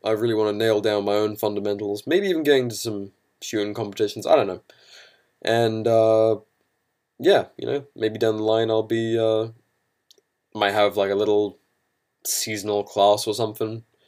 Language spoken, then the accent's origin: English; United Kingdom; now in United States; to be a Brit